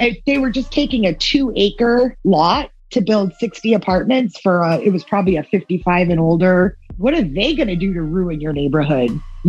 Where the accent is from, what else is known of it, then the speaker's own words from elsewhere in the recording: Yarmouth, Massachusetts, United States; I'm from Yarmouth